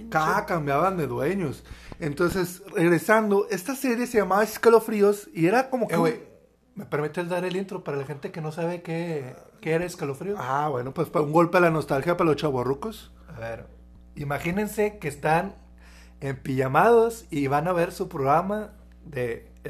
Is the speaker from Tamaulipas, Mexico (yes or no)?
no; Tijuana, Baja California, Mexico; now in Monterrey, Mexico; Nuevo León, pero originalmente somos de, Tijuana. Sí, {S1} ya, ya {S0} bastantito tiempo aquí, ya prácticamente somos regios, o sea, ya, inclusive nuestro tono ya es, ya es regio